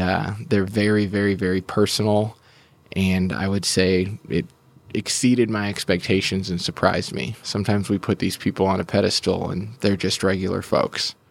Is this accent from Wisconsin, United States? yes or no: yes; Milwaukee, Wisconsin, United States; now in Oklahoma City, United States; I grew up in Milwaukee